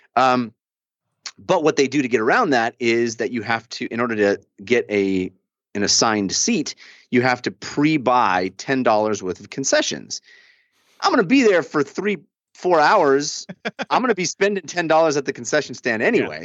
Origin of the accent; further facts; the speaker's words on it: Bay Area, California, United States; now in Los Angeles, United States; I grew up in the Bay Area